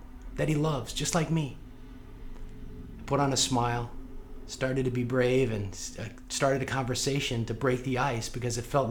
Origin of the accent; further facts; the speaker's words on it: St. Louis, Missouri, United States; I grew up in South St. Louis